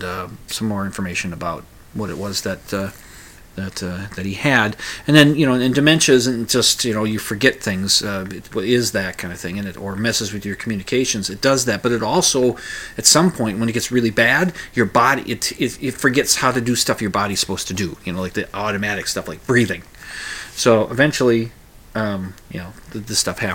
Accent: Minnesota, United States; you know where I'm from. I'm from Minnesota

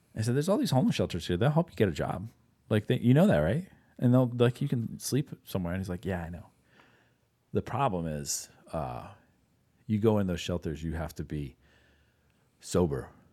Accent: Pittsburgh, Pennsylvania, United States; moved away; also born or lived in Wisconsin; I live in Wisconsin at the time, but, uh, I grew up in Pittsburgh

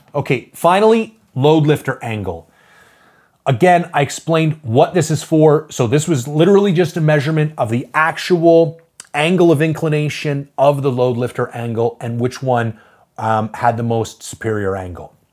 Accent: Canada; I'm a Canadian

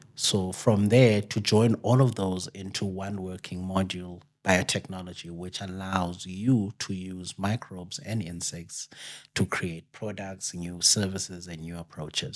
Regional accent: Amatola Mountains, Eastern Cape, South Africa; I'm actually from the Eastern Cape, uh, up in the Amatola Mountains

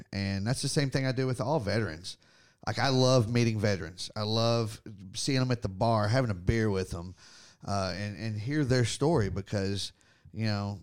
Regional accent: Texas, United States; born or raised there

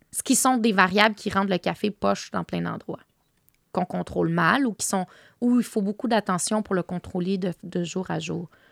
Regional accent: Quebec, Canada; also born or lived in Tangier, Morocco (family origin); chez nous, chez moi, ici au Québec et au Maroc

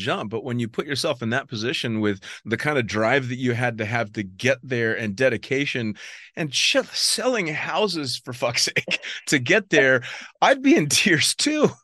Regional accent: United States; as an American

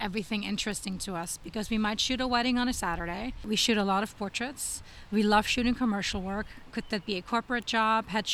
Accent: Austria; moved away as an adult; now in United States; I was born in Austria, and I came here as an au pair

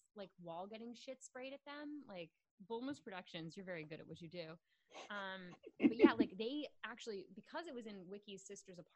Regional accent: West Virginia, United States; I'm from West Virginia

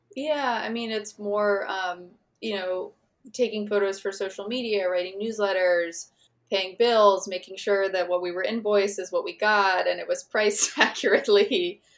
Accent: Missouri, United States; I grew up in Missouri

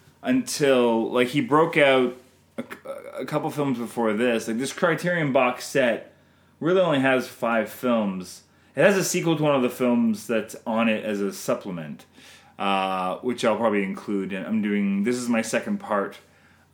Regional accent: Canada; I'm Canadian filmmaker

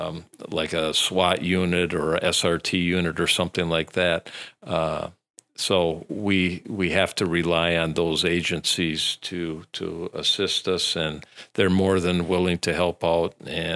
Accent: Wisconsin Rapids, Wisconsin, United States; I'm originally from the area, so I grew up in the Vesper area on the west side of Wisconsin Rapids. So born and raised there, went to high school here.

